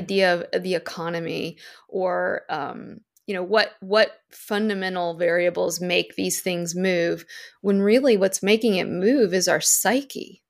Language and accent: English; Virginia, United States; moved away; my Virginia family's, like, Katie's tiny bungalow.